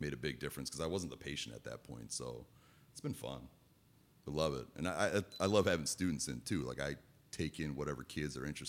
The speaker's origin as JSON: {"language": "English", "area": "Lake Central area", "region": "Indiana", "country": "United States", "tie": "born or raised there", "also_born_or_lived": "West Lafayette, Indiana / Bloomington, Indiana", "said": "I grew up here, went through Lake Central School Corporation"}